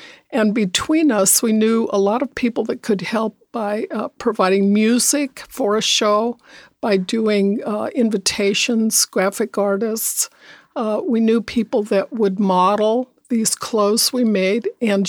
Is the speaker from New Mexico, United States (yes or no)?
yes; New Mexico, United States; I was raised in New Mexico by a single parent, and there was no money.